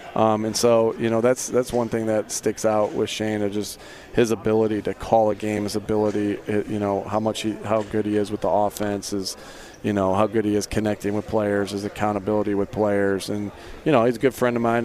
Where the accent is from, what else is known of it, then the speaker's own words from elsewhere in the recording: East Coast, United States; I grew up on the East Coast